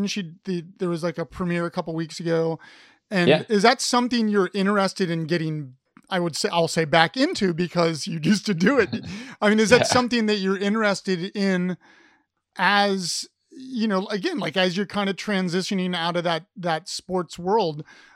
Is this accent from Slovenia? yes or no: no; Columbus, Ohio, United States; I grew up in Columbus